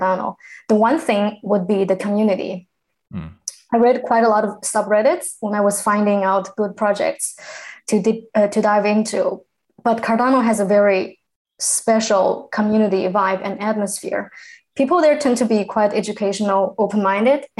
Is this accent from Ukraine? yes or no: no; China; first language Chinese; English is a second language; now in United Kingdom; I am from China. I am currently located in the UK